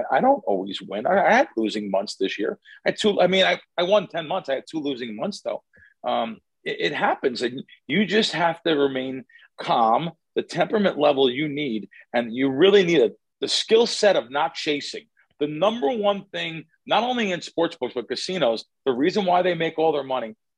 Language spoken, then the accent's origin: English; New Jersey, United States; I grew up in Central and North Jersey